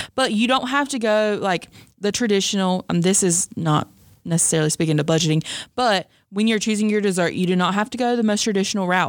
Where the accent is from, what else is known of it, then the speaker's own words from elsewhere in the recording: the South, United States; I'm from the South